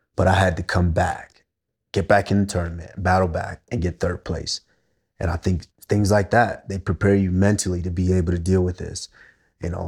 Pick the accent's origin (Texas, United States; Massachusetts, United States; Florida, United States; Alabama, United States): Texas, United States; also born or lived in Nigeria; I'm a little boy from Nigeria, and then growing up in Texas